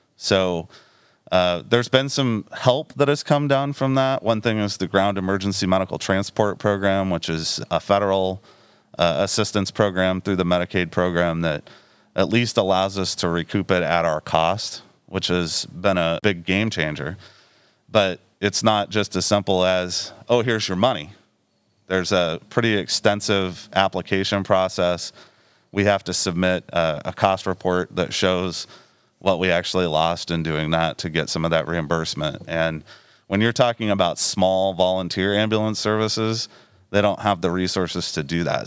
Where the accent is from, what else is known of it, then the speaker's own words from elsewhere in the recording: Danville, Iowa, United States; also born or lived in Des Moines, Iowa; now in Mount Pleasant, United States; I was born and raised over in Danville. Uh, so Southeast Iowa is home to me.